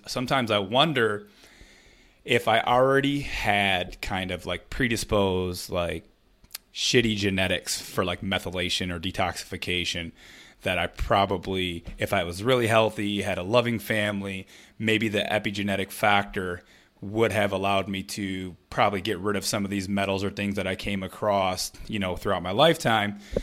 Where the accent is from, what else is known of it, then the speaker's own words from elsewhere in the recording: Flint, Michigan, United States; growing up in Flint, Michigan